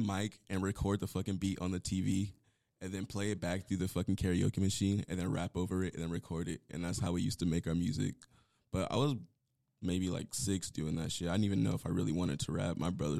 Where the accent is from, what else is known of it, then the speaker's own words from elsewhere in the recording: Palmdale, California, United States; now in Las Vegas, United States; as you guys heard. I'm originally from Palmdale, California. I lived everywhere.